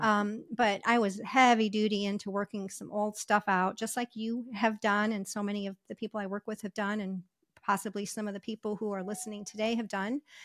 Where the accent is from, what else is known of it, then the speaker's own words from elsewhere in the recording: Michigan, United States; moved away as an adult; also born or lived in Ohio / Las Vegas; I w, w, was raised, uh, or I grew up in Michigan